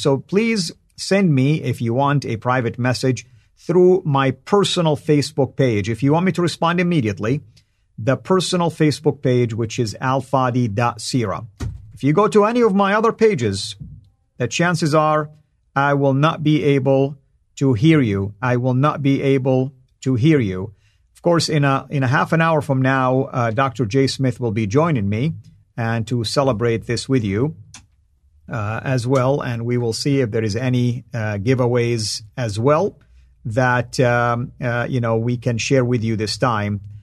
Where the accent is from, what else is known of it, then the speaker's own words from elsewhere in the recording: Saudi Arabia; accent: Saudi; first language Arabic; English is a second language; my native tongue, the Arabic, and specifically in my Saudi tongue